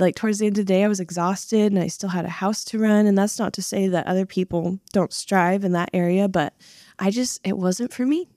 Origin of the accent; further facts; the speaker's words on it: Washington, United States; I am originally from Washington State.